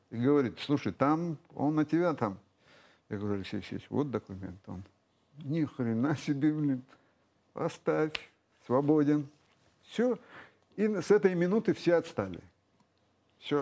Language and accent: Russian; Russia; я родился в России